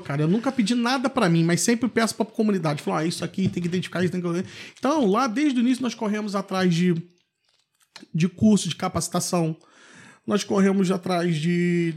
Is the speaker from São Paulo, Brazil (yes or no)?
no; Valença, Rio de Janeiro, Brazil; also born or lived in Vassouras / Petrópolis; eu sou morador de Barão de Juparanã, nascido e criado